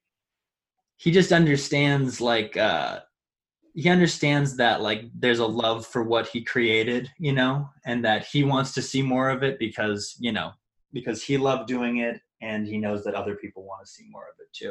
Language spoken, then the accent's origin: English; Missouri, United States; now in East Coast, United States; we all grew up. Nathan lived in Iowa and Missouri, and I lived in Missouri